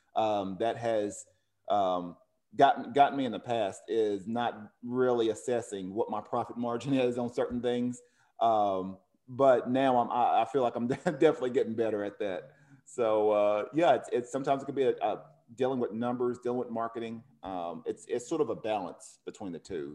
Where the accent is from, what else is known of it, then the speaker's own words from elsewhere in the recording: Cleveland, Tennessee, United States; now in Oceanside, United States; Cleveland High School, which is in Tennessee, one of my, my hometown.